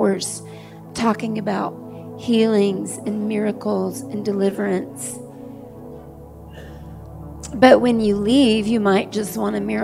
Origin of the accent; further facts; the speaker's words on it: the South, United States; I was raised in the South